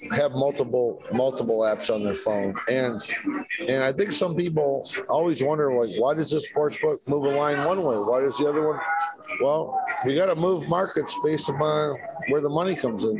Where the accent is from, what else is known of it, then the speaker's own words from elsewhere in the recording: Detroit, Michigan, United States; I grew up in Detroit. Yeah. Midwest guy